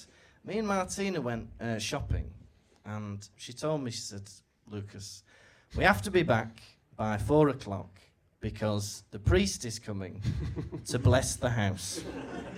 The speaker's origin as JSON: {"language": "English", "country": "United Kingdom", "said": "I am from Britain"}